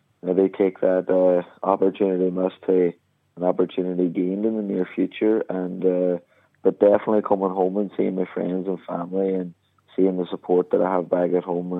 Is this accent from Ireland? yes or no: yes; Donegal, Ulster, Ireland; the Fun Valley Centre last night in my hometown